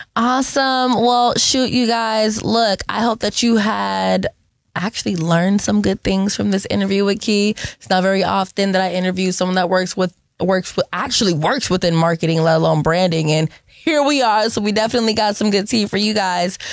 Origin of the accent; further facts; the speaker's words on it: Seattle, Washington, United States; I'm born and raised in Seattle